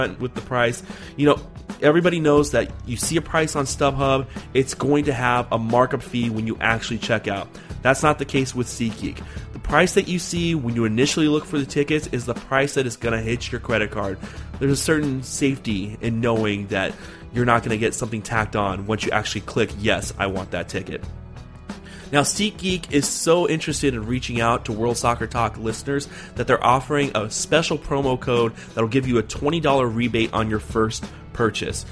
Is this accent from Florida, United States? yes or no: no; San Diego, California, United States; now in Portland, United States; I'm originally from San Diego, Southern California. I'm up here in Portland